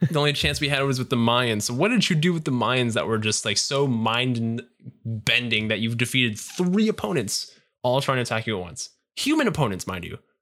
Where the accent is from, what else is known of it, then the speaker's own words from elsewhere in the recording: Canada; we're all Canadian here.